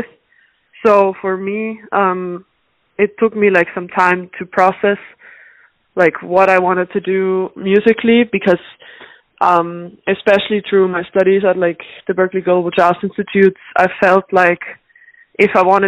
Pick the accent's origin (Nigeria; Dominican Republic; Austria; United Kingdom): Austria; also born or lived in Dublin, Ireland; now in Boston, United States; I was born in Ireland. My mom is Irish, but I was raised in Austria. Like I moved to Austria when I was 4